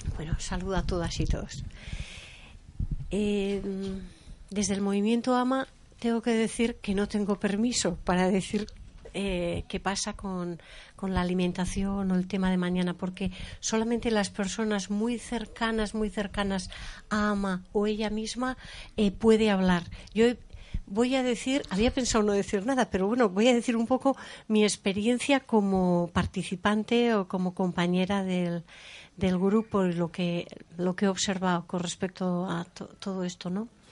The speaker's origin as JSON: {"language": "Spanish", "town": "San Sebastián", "region": "Basque Country", "country": "Spain", "said": "yo soy de Donosti y estoy acostumbrada a la comida de Donosti"}